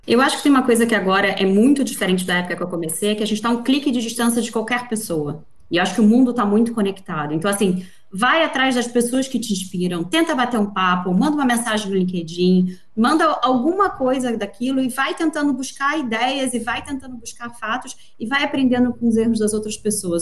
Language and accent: Portuguese; Rio de Janeiro, Brazil; moved away; also born or lived in São Paulo; Eu acho que é importante pontuar pelo meu sotaque. Primeiro, eu sou carioca de nascimento, paulista de coração